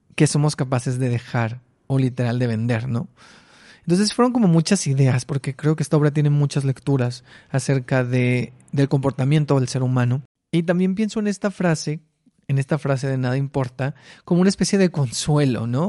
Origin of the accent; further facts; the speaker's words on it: Mexicali, Baja California, Mexico; las fotos de mi niñez con mis hermanos en Mexicali.